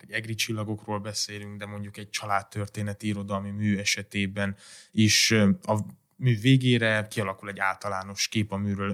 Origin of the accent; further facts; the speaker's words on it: Transylvania, Romania; de én erdélyi származás vagyok